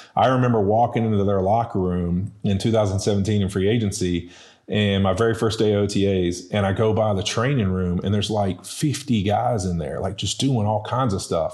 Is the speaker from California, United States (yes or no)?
no; West Monroe, Louisiana, United States; also born or lived in Baton Rouge, Louisiana; moved over to West Monroe, uh, a whopping two miles over to the, uh, west. And, uh, you know, went to high school there